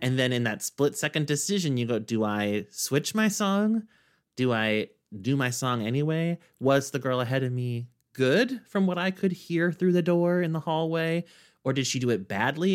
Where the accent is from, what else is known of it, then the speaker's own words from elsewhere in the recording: Kansas, United States; now in New York, United States; in Kansas, in my hometown, where I knew everybody